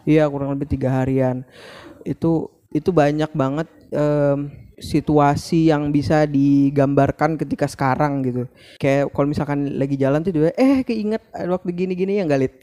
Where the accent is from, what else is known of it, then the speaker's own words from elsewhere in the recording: Banjarbaru, South Kalimantan, Indonesia; moved away as an adult; now in Banjarmasin, Indonesia; aku kan dari Banjarbaru